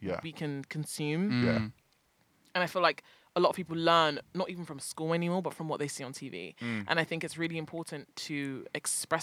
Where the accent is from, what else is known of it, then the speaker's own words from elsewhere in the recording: London, United Kingdom; I have a side of me which is British and born in London. And this is like my home ground.